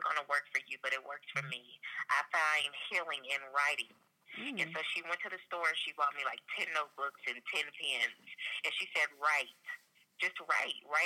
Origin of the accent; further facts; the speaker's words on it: Los Angeles, California, United States; I'm from Los Angeles, so a lot of people in L.A. knew about me